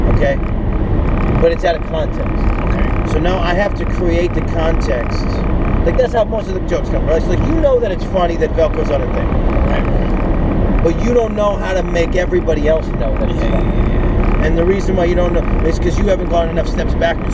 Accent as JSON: {"language": "English", "town": "New York City", "region": "New York", "country": "United States", "said": "I am from Brooklyn and I am Jewish."}